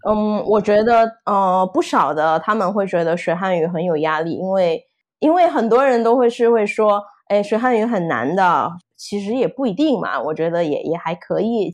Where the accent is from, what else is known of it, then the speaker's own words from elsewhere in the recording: Indonesia; Chinese is a second language; 我是印尼，呃，算是印尼华侨吧